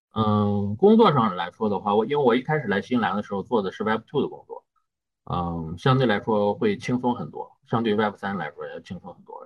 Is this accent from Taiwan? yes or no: no; northern China, China; moved away as an adult; now in New Zealand; 我们作为北方人嘛